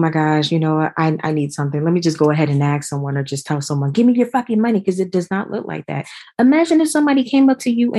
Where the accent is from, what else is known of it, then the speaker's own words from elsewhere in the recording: New Jersey, United States; now in Georgia, United States; I eventually moved to Georgia because I'm originally from New Jersey